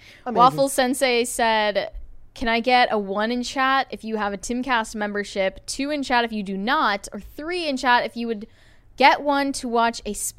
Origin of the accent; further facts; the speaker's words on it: Australia; accent: Aussie; At Virtual Grant, I'm Australian, so Mary should read all my comments in an Aussie accent.